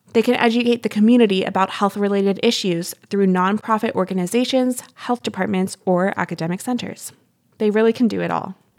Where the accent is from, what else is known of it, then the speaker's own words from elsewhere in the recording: West Virginia, United States; Being from the Mountain State, I love how rural, rugged, and gorgeous